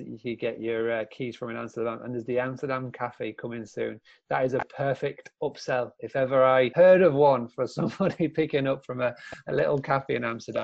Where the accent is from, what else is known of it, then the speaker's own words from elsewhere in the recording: Scarborough, Yorkshire and the Humber, United Kingdom; in Scarborough, my hometown, where I am right now